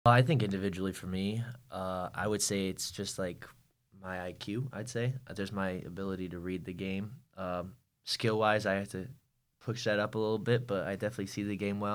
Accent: Connecticut, United States; moved away as an adult; now in North Carolina, United States; I'm from Connecticut. I'm not from North Carolina. My dad used to build a rink outside every winter.

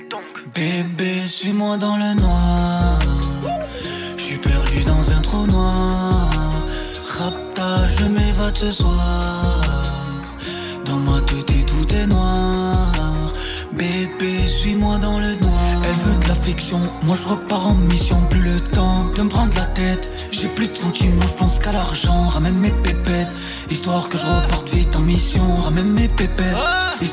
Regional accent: Marseille, Provence-Alpes-Côte d'Azur, France; also born or lived in New York; Moi, je viens de Marseille, du 13 007 arrondissements.

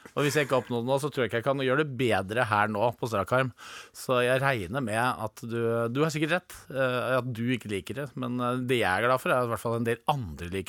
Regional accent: Innlandet, Norway; Du vet, jeg er fra Gudbrandsdalen. Vi skal ikke ha noen ting gratis.

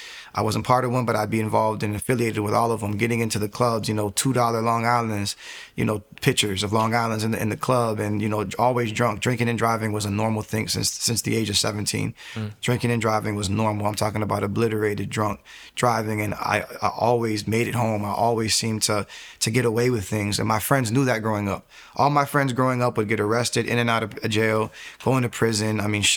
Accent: Fort Lauderdale, Florida, United States; So, again, I was born and raised in Fort Lauderdale, Broward County, Florida.

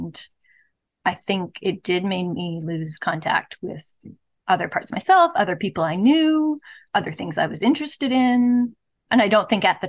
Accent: BC, British Columbia, Canada; moved away as an adult; now in Edmonton, Canada; Most of my life in BC

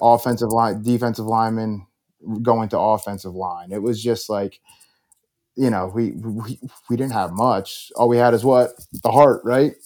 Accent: Bethlehem, Pennsylvania, United States; I grew up in Bethlehem, right? Humble beginnings

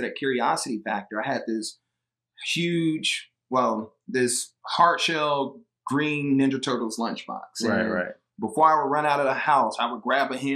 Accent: Atlanta, Georgia, United States; also born or lived in Alabama; I grew up in Atlanta

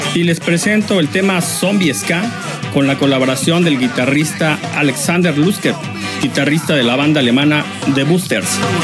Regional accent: Morelos, Mexico; para nosotros es un gran logro como, como banda morelense

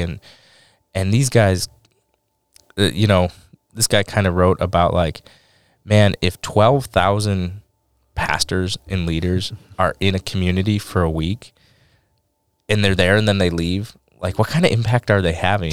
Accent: Detroit, Michigan, United States; I'm from Detroit

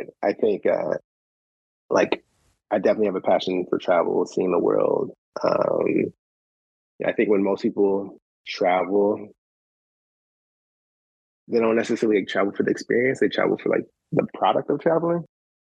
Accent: Shaker Heights, Ohio, United States; I grew up in Shaker Heights

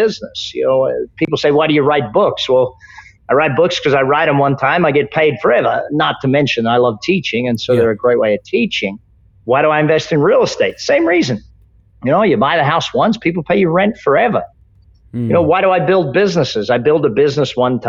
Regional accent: Australia; I grew up in Australia

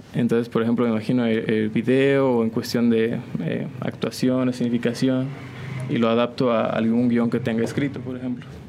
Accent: San Juan del Río, Querétaro, Mexico; yo soy originario de aquí, de San Juan del Río, de San Juan del Río Querétaro.

